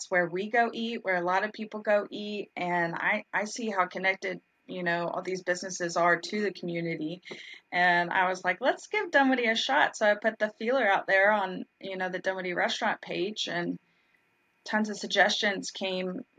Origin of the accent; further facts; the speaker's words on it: Dallas, Texas, United States; moved away as an adult; now in Atlanta, United States; Well, I came from Dallas, Texas, and there were legit 700 donut shops. Really? Um, and so when we moved to Atlanta 10 years ago, at that time, it was really just Dunkin'.